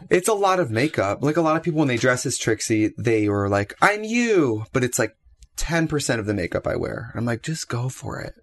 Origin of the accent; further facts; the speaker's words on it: Wisconsin, United States; I'm from Wisconsin